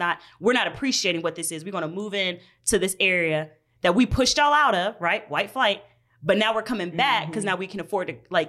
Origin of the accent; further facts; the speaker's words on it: Georgia, United States; now in Minneapolis, United States; So I'm from Georgia. Okay. Grew up. Bible Belt, whatever. And so grew up predominantly white areas.